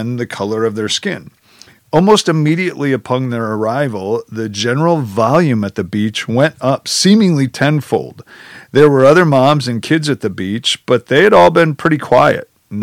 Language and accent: English; Janesville, Wisconsin, United States; The entire group of us were white, middle-class, Midwestern, small-town Wisconsinites